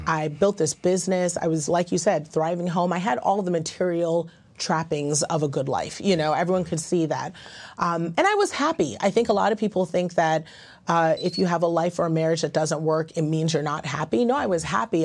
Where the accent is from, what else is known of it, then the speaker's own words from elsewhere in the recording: Ghana; I'm Ghanaian, that's how we were raised